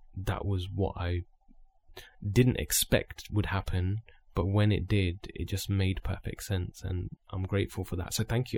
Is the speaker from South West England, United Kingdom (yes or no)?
no; Luton, East of England, United Kingdom; we're both from Luton